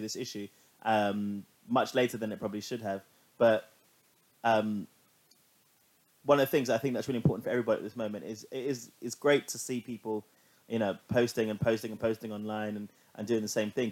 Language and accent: English; London, United Kingdom; growing up in London